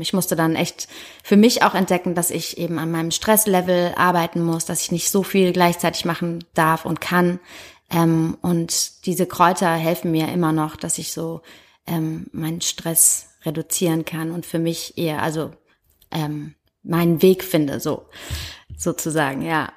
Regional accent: Heidelberg, Baden-Württemberg, Germany; moved away as an adult; also born or lived in Hamburg; now in Berlin, Germany; ich bin in Heidelberg geboren

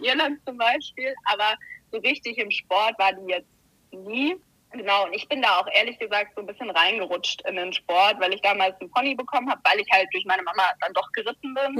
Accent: Heidelberg, Baden-Württemberg, Germany; moved away; ich komme ursprünglich aus Heidelberg

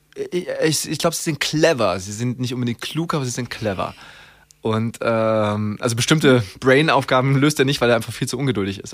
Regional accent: Germany; wir als Deutsche

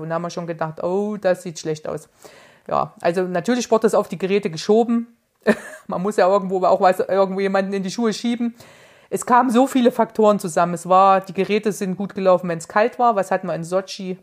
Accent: Erfurt, Thuringia, Germany; als Erfurter

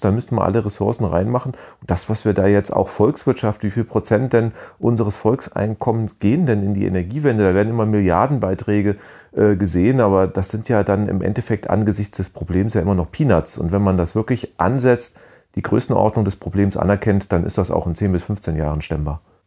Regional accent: Germany; als Deutscher

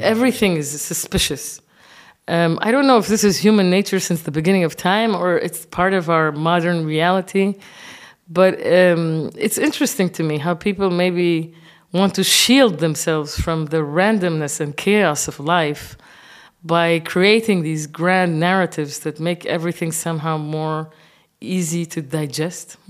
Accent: Kuwait; moved away as an adult; also born or lived in Senegal / Japan; now in Berlin, Germany; I'm grown up in the Arab world

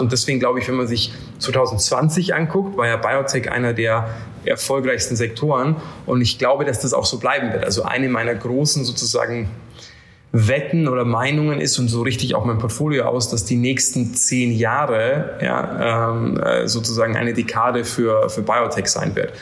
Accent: Bavaria, Germany; now in London, United Kingdom; ich bin übrigens in einem Dorf aufgewachsen in Bayern mit 90 Leuten

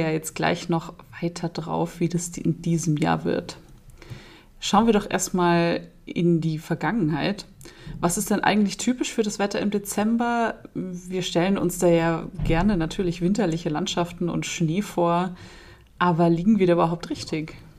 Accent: Munich, Bavaria, Germany; als Münchnerin.

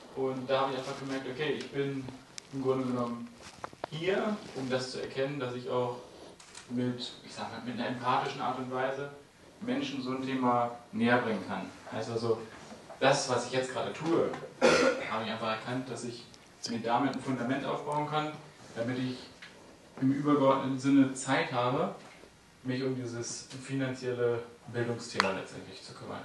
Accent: Hameln, Lower Saxony, Germany; moved away; also born or lived in near Lübeck; Ich komme ursprünglich aus Hameln, hier aus der Nähe von Hannover. Wohne jetzt in der Nähe von Lübeck.

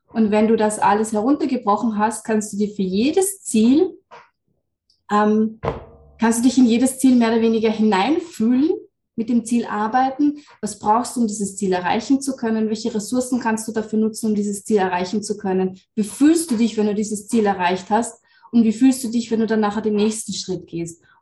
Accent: Lower Austria, Austria; ich bin aus Österreich, ähm, Niederösterreich, wohne da mit meiner Familie

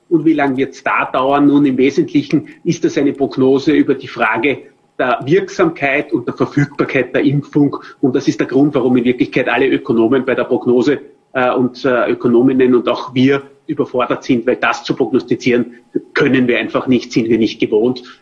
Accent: Vienna, Austria; zumindest als Wiener sage ich

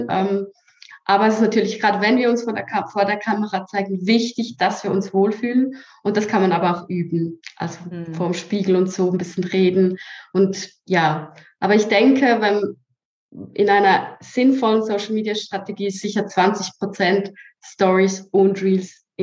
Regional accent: Switzerland; accent: Swiss German; ja aus der Schweiz {S1} ich habe immer gesagt, ich kann nie eine Story sprechen, weil ich kann ja nicht Hochdeutsch richtig. Ich spreche ja Schweizerdeutsch.

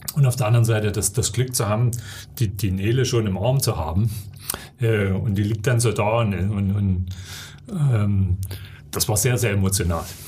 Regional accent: Erzgebirge, Saxony, Germany; Erzgebirge ist natürlich eben schon meine Heimat. Das sind meine Wurzeln, da gehöre ich hin

